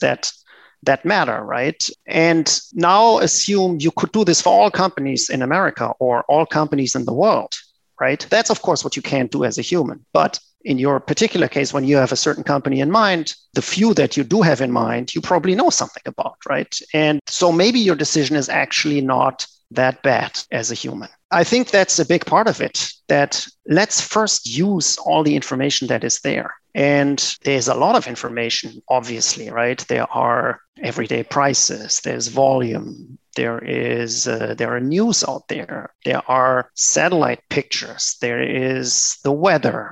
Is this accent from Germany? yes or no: yes; Germany; moved away as an adult; also born or lived in Japan / United States; I grew up in Germany